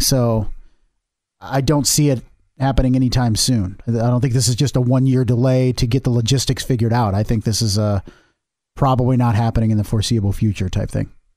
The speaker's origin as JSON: {"language": "English", "region": "Midwest", "country": "United States", "said": "I'm from the Midwest"}